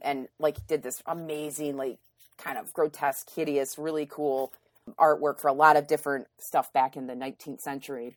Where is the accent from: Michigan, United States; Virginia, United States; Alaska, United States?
Michigan, United States; Grand Haven; growing up in Grand Haven, we had, I, we lived in a wooded area